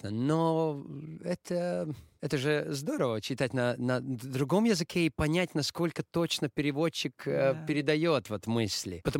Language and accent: Russian; Latvia; first language Latvian; Russian is a second language; для меня латышский, латышский. Но я думаю, из-за того, что это мой родной язык